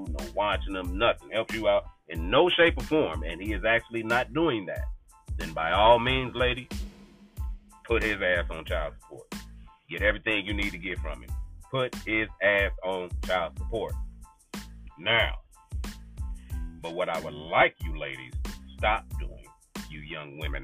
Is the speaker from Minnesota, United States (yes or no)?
no; Kansas City, Missouri, United States; my home state, Kansas City, Missouri